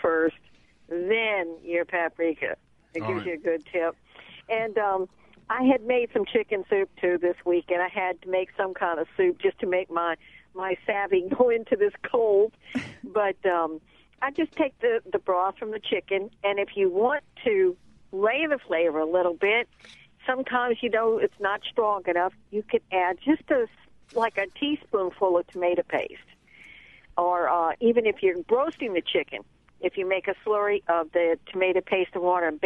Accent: Cajun French, Louisiana, United States; being Cajun French

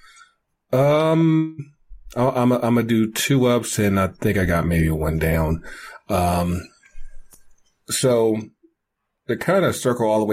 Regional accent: North Carolina, United States; born or raised there; moved away

